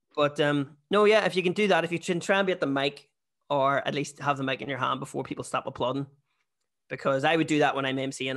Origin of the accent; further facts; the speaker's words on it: Bessbrook, Northern Ireland, United Kingdom; moved away; also born or lived in Australia; I'm actually from Bearsbrook